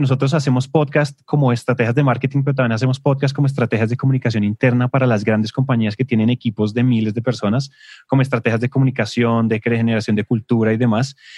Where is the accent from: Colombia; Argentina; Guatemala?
Colombia; en Colombia decimos